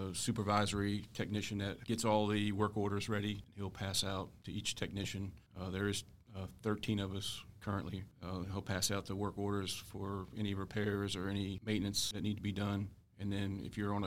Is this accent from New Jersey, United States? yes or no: no; Virginia, United States; I was born and raised in Virginia, so didn't have to move or anything to accept the position